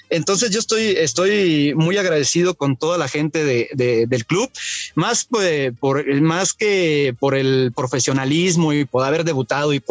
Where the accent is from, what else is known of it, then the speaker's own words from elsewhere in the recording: Mexico; entre Jaime Correa y yo que tenemos los mismos números de, títulos con, Pachuca, somos los jugadores mexicanos con más títulos en el club.